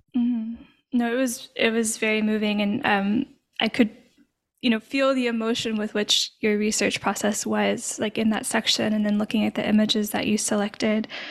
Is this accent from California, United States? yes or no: no; Arkansas, United States; now in Louisiana, United States; I'm from Arkansas originally, I now live in Louisiana